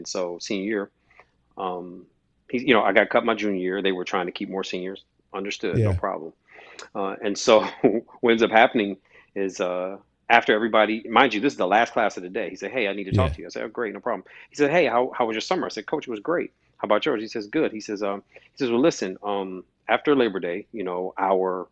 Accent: Toledo, Ohio, United States; Born and raised in Toledo, Ohio, which is Northwest Ohio. Shout out to the 419

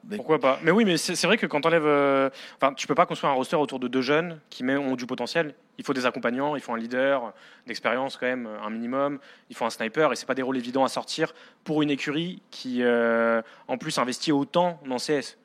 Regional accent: France; nous, en tant que Français

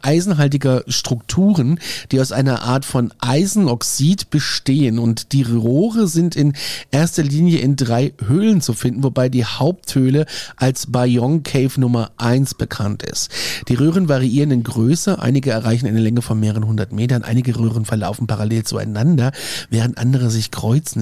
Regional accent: Aschaffenburg, Bavaria, Germany; hier in Aschaffenburg, in meiner Heimatstadt

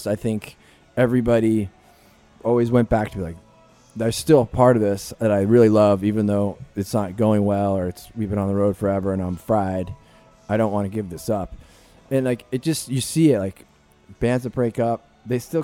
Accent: New Jersey, United States; I'm a dude from Jersey

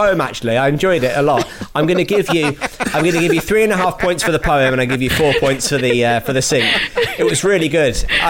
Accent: United Kingdom; It got took in all of the things that we, you know, that we love and hate about being British.

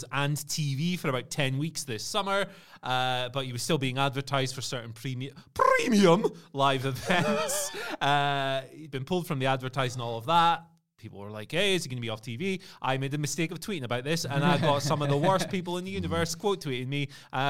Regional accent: Aberdeen, Scotland, United Kingdom; I'm from Aberdeen

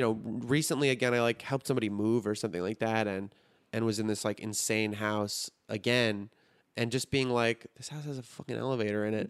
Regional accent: Highland Park, Illinois, United States; accent: Chicago; I grew up in Highland Park, which is like a really rich area

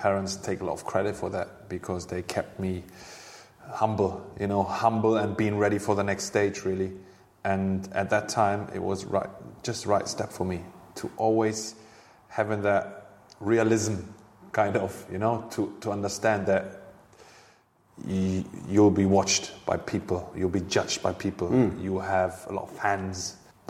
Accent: Hanover, Lower Saxony, Germany; English is a second language; moved away as an adult; also born or lived in Bremen; now in London, United Kingdom; Hanover, my hometown club and the club I played for as a youngster

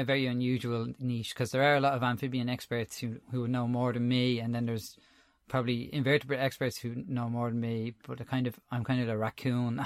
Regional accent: Dublin, Leinster, Ireland; also born or lived in Tallaght; I'm originally from Crumlin in Dublin. Um, I grew up there. Uh, I'm living in Talla now.

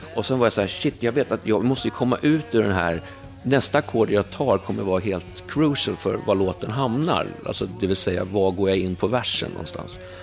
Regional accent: Huddinge, Stockholm County, Sweden; also born or lived in England; flyttade in till stan från Huddinge där jag växte upp

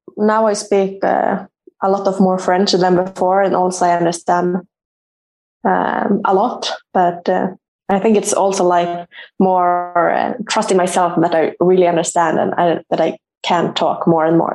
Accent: Uppsala, Uppsala County, Sweden; moved away as an adult; moved back to my hometown uh, and played for Uppsala

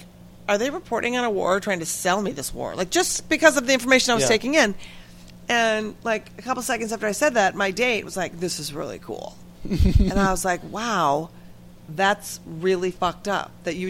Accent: Minnesota, United States; moved away; I grew up in the People's Republic of Minnesota

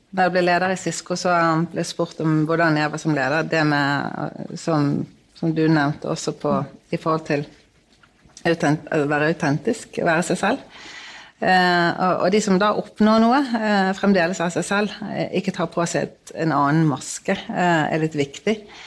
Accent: Bergen, Vestland, Norway; jeg er fra Bergen

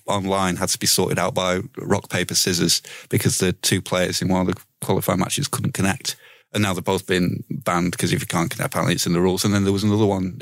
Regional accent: Leeds, Yorkshire and the Humber, United Kingdom; I'm fucking from Leeds

